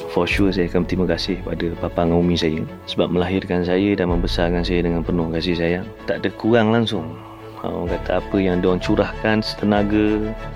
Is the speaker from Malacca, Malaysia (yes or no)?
yes; Malacca, Malaysia; Saya berasal daripada Melaka